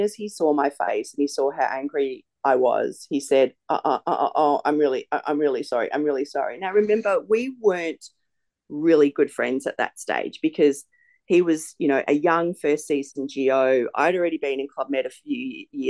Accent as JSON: {"language": "English", "town": "Melbourne", "region": "Victoria", "country": "Australia", "tie": "born or raised there", "moved": "as an adult", "lives_now": "Sydney, Australia", "said": "I'm not even from Sydney. I live here now, but I grew up in Melbourne."}